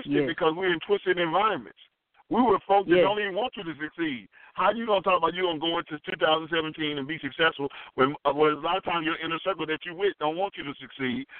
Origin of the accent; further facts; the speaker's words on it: Southeast, United States; I'm from the Southeast